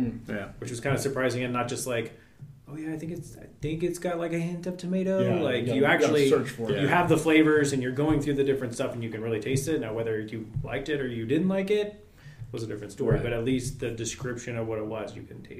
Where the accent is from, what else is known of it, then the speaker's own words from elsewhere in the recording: Lodi, California, United States; moved away; Yep, born and raised. Where at? Lodi, California. So it's about 30 miles south of Sacramento.